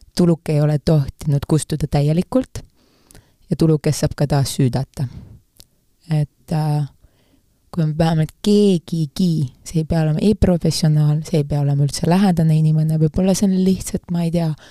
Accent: Saare County, Estonia; ma olen Saaremaalt

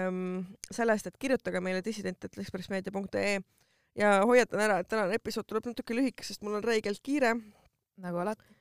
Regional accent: Tallinn, Harju County, Estonia; ma olen Lasnamäelt

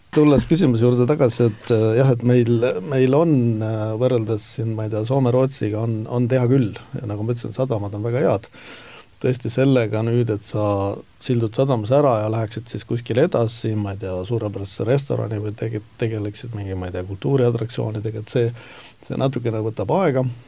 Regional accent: Estonia; ma olen eestlane

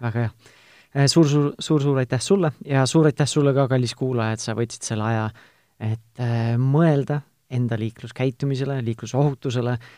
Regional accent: Tartu, Tartu County, Estonia; ma ise olen Tartust pärit

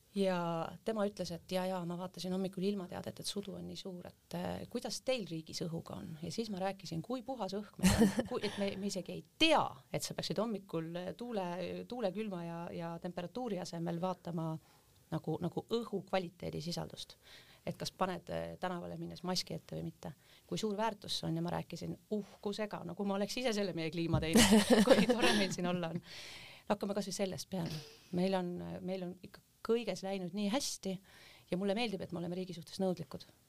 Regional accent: Hiiumaa, Hiiu County, Estonia; moved away; also born or lived in Taebla; tegelikkuses olen ma hoopis Hiiumaalt

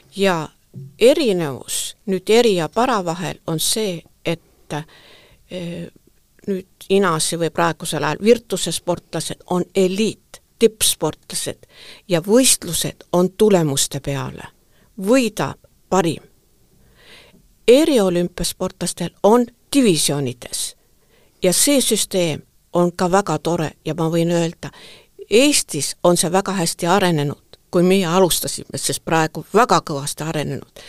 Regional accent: Tartu, Tartu County, Estonia; moved away as an adult; also born or lived in Saaremaa; mina olen sündinud ja kasvanud Tartust

